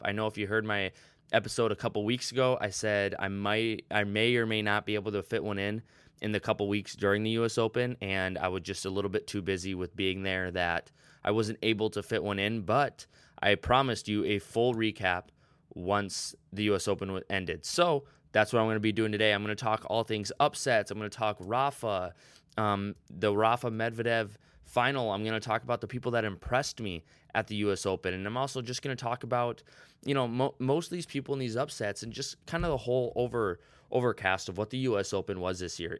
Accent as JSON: {"language": "English", "country": "United States", "said": "as Americans"}